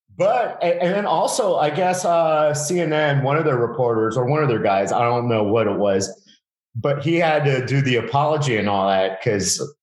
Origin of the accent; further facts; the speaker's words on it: Miami, Florida, United States; I live in South Florida. I'm from Miami